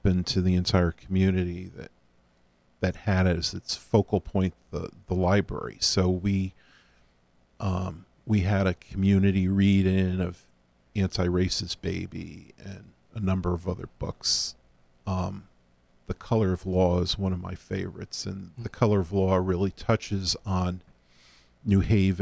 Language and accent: English; Hamden, Connecticut, United States; moved away as an adult; now in Milford, United States; growing up in Hamden, living in Hamden as we do, we have a New Haven orientation